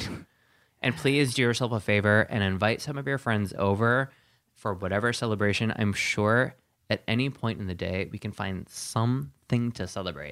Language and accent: English; Sheboygan, Wisconsin, United States; moved away; also born or lived in Denver; I'm from Sheboygan, Wisconsin